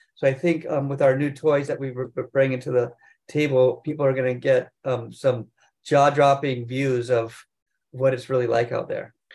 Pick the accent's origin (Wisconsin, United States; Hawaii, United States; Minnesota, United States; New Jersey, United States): Hawaii, United States; North Shore; I grew up here in Hawaii on the North Shore